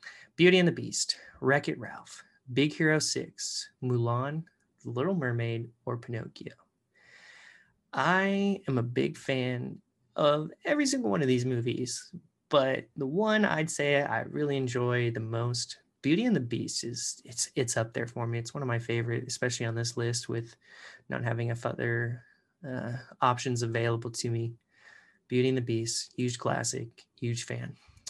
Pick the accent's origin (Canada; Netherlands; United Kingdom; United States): Canada; I even, you know, I'm Canadian technically too. So I should have picked, you know, could have gone home, could have gone to Canada.